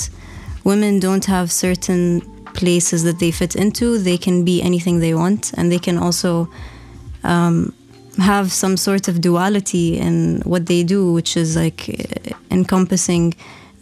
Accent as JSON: {"language": "English", "country": "Oman", "tie": "born or raised there", "also_born_or_lived": "Nizwa, Oman / Muscat, Oman", "said": "growing up in Oman and going to government school also. I lived in Nizwa from grade 7 to grade 12"}